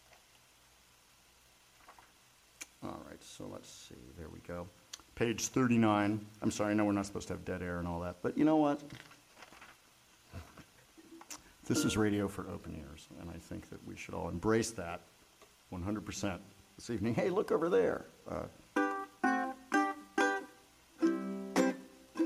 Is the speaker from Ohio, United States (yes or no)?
yes; Ohio, United States; moved away; We grew up together in Ohio.